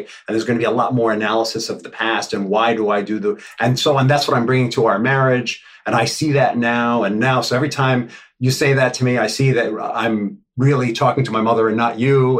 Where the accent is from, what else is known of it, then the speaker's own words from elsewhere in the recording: New York City, New York, United States; I grew up in the Upper West Side when it was the Wild Wild West.